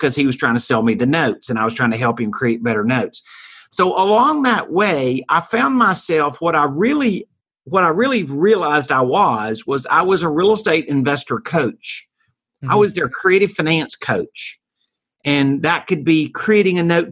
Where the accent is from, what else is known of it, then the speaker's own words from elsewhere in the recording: Mississippi, United States; moved away as an adult; now in Dallas-Fort Worth, United States; I started in Hattiesburg, Mississippi. I'm from Mississippi.